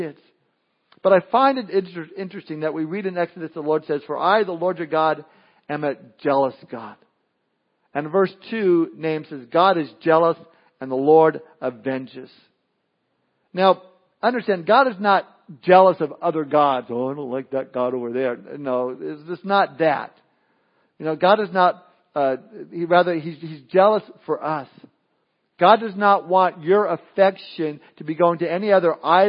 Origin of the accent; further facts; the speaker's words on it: Southern California, United States; I remember being a kid growing up in Southern California